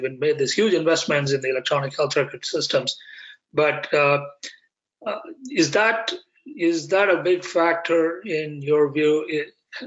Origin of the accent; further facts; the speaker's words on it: India; moved away; I grew up in India